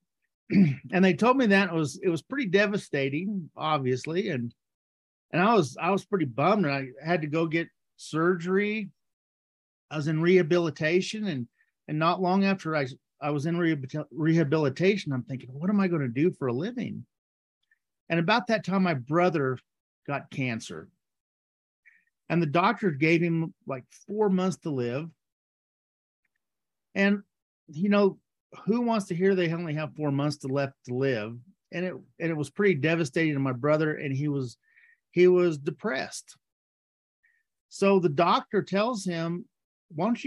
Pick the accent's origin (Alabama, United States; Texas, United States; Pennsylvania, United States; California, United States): Texas, United States; I grew up in Texas, and growing up in Texas